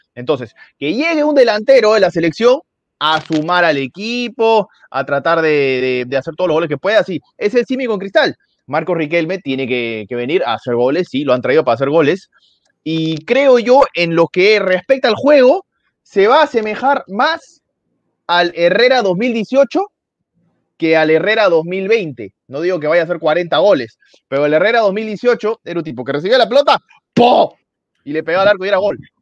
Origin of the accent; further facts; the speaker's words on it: Peru; como peruanos